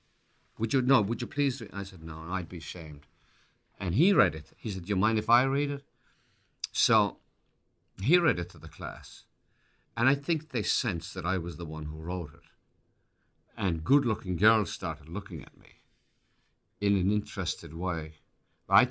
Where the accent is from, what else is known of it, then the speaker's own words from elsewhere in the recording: Ireland; accent: Irish; now in United States; I'd lose my Irish accent